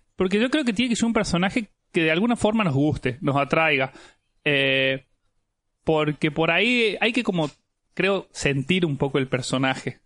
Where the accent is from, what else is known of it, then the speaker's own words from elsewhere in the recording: Jujuy, Argentina; yo soy de Jujuy